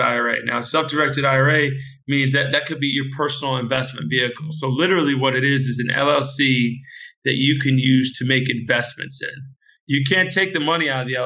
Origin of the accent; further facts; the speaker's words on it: United States; I'm a US expert and US guy.